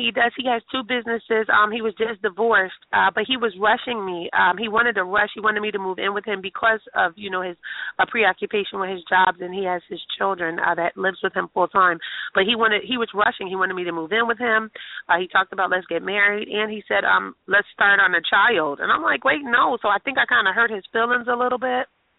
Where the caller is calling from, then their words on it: New Jersey, United States; I'm calling from New Jersey.